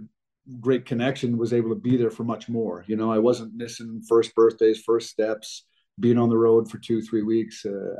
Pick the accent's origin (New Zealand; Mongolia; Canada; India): Canada; Western Canada; growing up in Western Canada